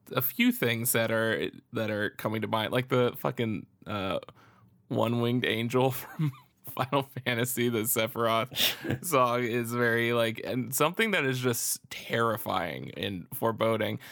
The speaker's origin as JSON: {"language": "English", "region": "Florida", "country": "United States", "said": "I'm from Florida"}